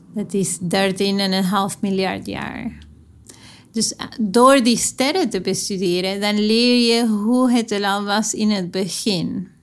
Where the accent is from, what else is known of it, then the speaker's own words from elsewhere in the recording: Argentina; moved away; Ik ben opgegroeid in Argentinië